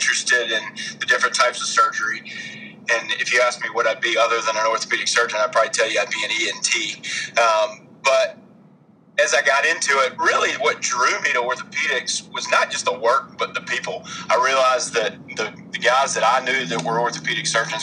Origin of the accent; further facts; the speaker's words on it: Mobile, Alabama, United States; moved away as an adult; also born or lived in Charlottesville, Virginia / Charlotte, North Carolina; now in Birmingham, United States; I grew up in Mobile, Alabama. Went to the same school, UMS Wright, down there for 14 years